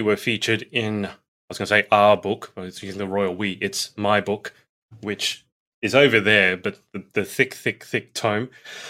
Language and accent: English; Australia; I'm from Australia.